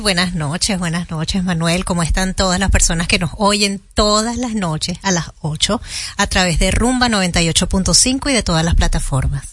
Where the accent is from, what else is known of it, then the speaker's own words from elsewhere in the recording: Venezuela; now in Dominican Republic; República Dominicana a los venezolanos nos ha recibido de una manera maravillosa